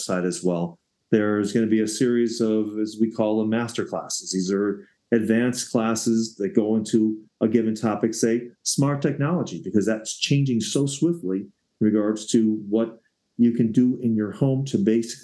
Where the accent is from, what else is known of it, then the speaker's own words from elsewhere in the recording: Evanston, Illinois, United States; now in Colorado, United States; I live in Evanston, Illinois, my hometown that I grew up in for years